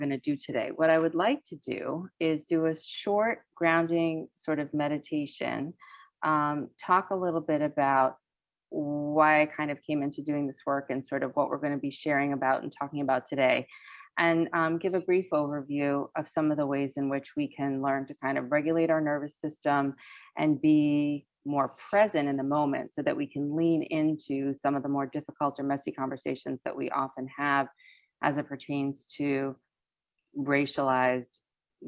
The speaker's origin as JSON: {"language": "English", "country": "United States", "tie": "born or raised there", "first_language": "English", "said": "I was born here in the United States"}